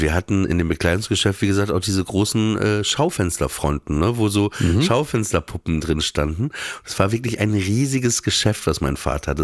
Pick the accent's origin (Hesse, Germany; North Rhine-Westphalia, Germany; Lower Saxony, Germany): Lower Saxony, Germany; Papenburg; born or raised there; moved away